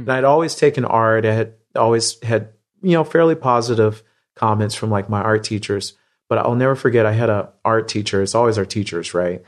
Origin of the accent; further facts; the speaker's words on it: Midwest, United States; I grew up in the Midwest